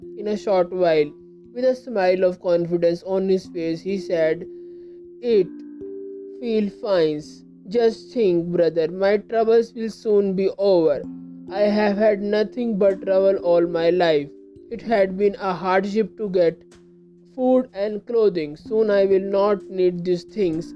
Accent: India; I am from India

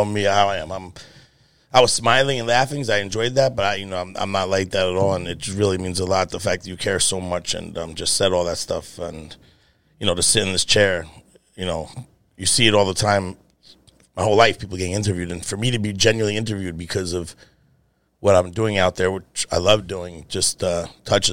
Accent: Yonkers, New York, United States; also born or lived in Bronx, New York; I was born in the Bronx, grew up most of my life in Yonkers

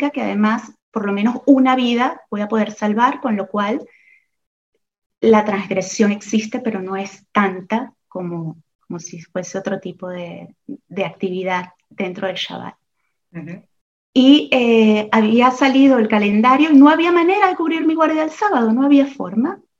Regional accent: Venezuela; moved away as an adult; now in Oviedo, Spain; Yo llegué, eh, bueno, yo soy venezolana, como bien has dicho en la presentación, y llegué aquí hace 20 años a España, casada con un español, con, eh

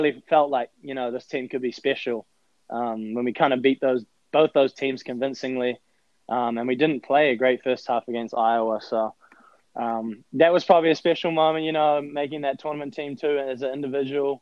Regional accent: Auckland, New Zealand; moved away as an adult; also born or lived in San Antonio, Texas / Nashville; now in United States; I came from Auckland, New Zealand

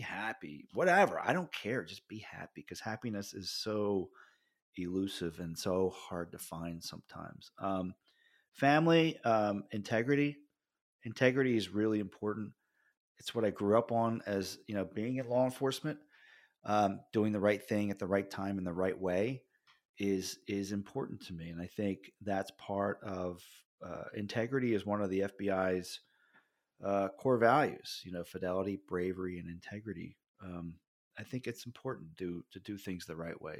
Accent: Jersey Shore, New Jersey, United States; I grew up on the Jersey Shore

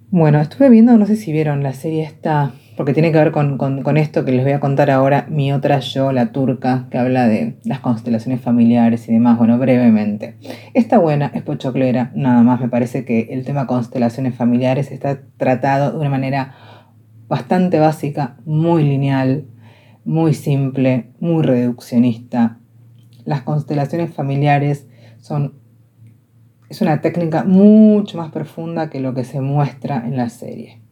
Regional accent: Argentina; yo hablaba castellano, argentino

